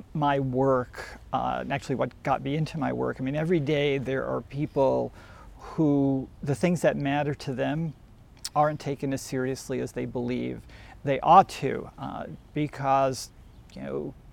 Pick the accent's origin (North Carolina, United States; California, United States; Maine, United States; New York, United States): New York, United States; Long Island; I grew up on Long Island